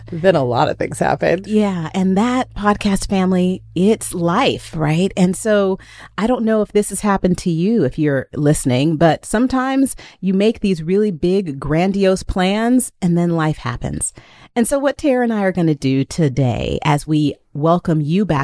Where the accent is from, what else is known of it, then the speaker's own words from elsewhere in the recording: Texas, United States; moved away as an adult; now in Las Vegas, United States; I am a Texan. Born and raised